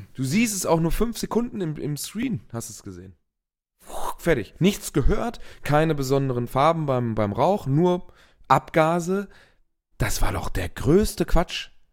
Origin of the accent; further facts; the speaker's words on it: Germany; bei uns in Europa oder in Deutschland